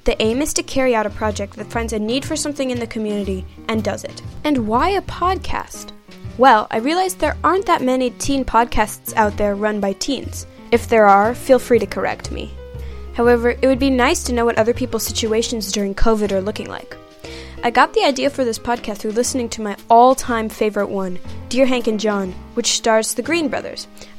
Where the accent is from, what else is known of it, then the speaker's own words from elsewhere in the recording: Kenya; also born or lived in United States / Netherlands; I am Kenyan and American, and consider myself an expat kid. I have lived in 7 different countries and moved 8 times.